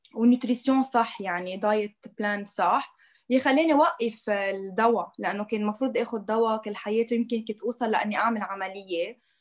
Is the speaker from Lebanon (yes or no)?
yes; Lebanon; عندنا بلبنان